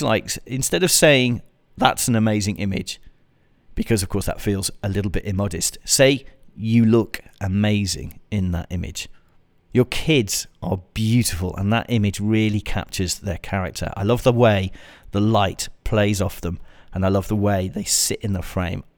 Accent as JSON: {"language": "English", "country": "United Kingdom", "said": "like me, you're British"}